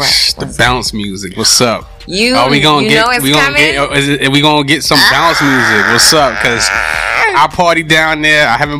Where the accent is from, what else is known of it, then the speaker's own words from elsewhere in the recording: New York City, New York, United States; the Harlem I grew up in.